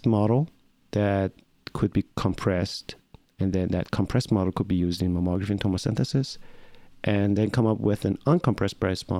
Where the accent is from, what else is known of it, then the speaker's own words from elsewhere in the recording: Tehran, Tehran Province, Iran; moved away as an adult; now in United States; So I'm Iranian. I'm Iranian American. I grew up in Tehran, in Iran.